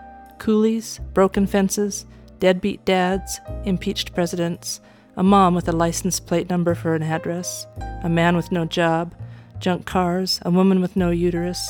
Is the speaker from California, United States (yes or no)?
no; Orofino, Idaho, United States; my hometown of Orofino, Idaho.